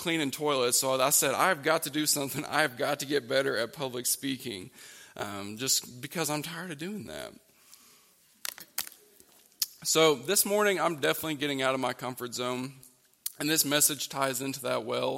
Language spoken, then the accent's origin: English; Oklahoma, United States; moved away as an adult; now in West Virginia, United States; growing up in Oklahoma, we would go down to this lake called Lake Texoma.